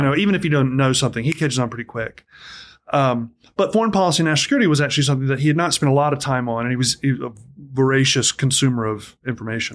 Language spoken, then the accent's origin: English; Atlanta, Georgia, United States; moved away as an adult; also born or lived in Tennessee; a lot of my growing up period was split between, um, largely Atlanta, Georgia, and then my dad was in the military, so wherever, wherever dad was, I would